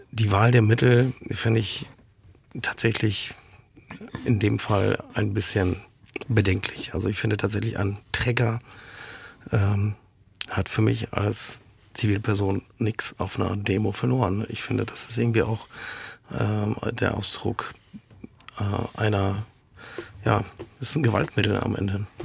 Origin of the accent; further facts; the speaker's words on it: Poland; wir erleben äh, Dinge in Italien, äh, in Ungarn, in Polen, in meinem Heimatland.